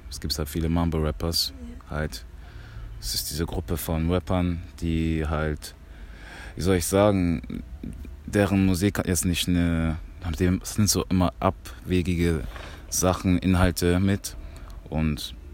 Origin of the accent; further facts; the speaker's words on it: Germany; born there; Also ich bin Kongolese, hundertprozentiger. Ähm, ich bin aber in Deutschland geboren. Im Kongo war ich aber noch nicht